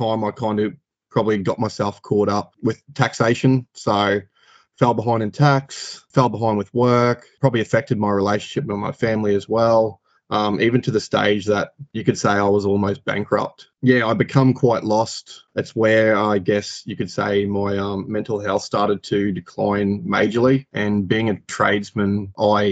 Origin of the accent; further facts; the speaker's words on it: Rockhampton, Queensland, Australia; born and bred in Rockhampton, lived here my whole life.